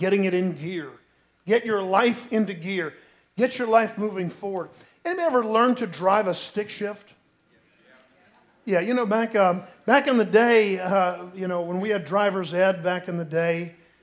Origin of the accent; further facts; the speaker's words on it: Sanford, Florida, United States; where I grew up in Sanford is a lot closer to the coast